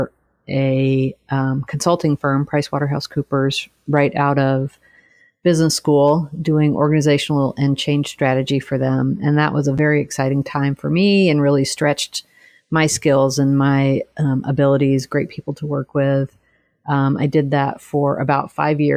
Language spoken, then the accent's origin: English; Texas, United States; moved away; I'm originally from Texas, grew up and went to college there